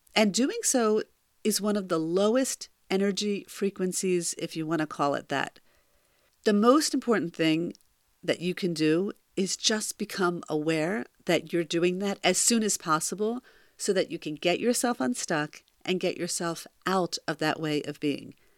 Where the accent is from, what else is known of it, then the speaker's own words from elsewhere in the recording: close to Philadelphia, Pennsylvania, United States; my hometown close to Philadelphia